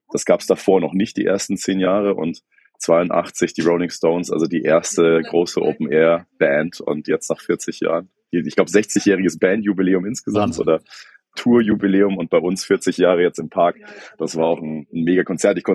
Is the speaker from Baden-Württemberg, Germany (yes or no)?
no; Hesse, Germany; ich glaube, als Hesse kriegt man es ganz gut hin.